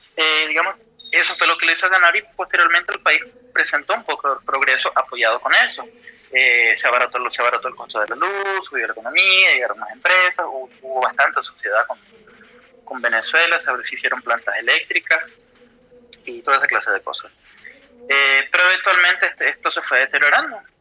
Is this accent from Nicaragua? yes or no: yes; Nicaragua; moved away as an adult; now in Buenos Aires, Argentina